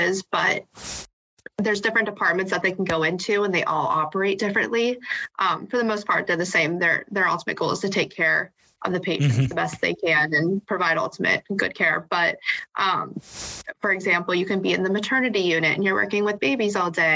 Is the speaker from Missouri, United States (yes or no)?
no; DuBois, Pennsylvania, United States; I grew up in Dubois, PA